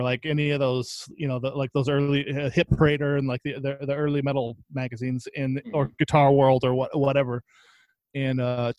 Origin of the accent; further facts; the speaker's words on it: Oxnard, California, United States; Yeah, in Southside.